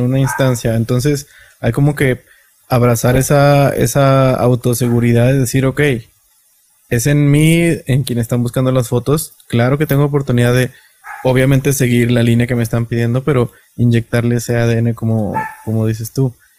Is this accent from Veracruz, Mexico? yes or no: no; Matamoros, Tamaulipas, Mexico; also born or lived in Monterrey; now in Mexico City, Mexico; yo, soy de Matamoros, estudié en Monterrey, me adoptaron ahí 13 años, me adoptó la ciudad y ah, luego me vine para acá, Ciudad de México.